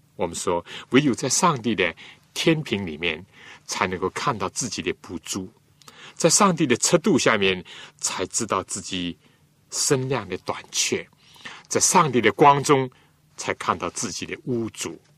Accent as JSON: {"language": "Chinese", "country": "China", "said": "我们中国人"}